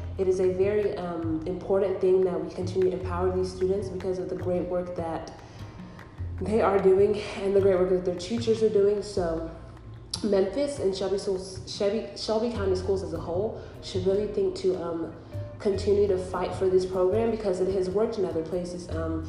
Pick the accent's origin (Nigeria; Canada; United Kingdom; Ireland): Nigeria; moved away; because I myself am an immigrant. I came here in 2007 from Nigeria